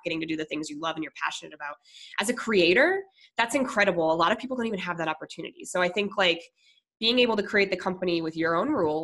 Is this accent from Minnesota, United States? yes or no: yes; Minnesota, United States; moved away; also born or lived in Colorado / San Diego; I'm originally from Minnesota, so I'm very Minnesota nice. Like, I'm Midwestern.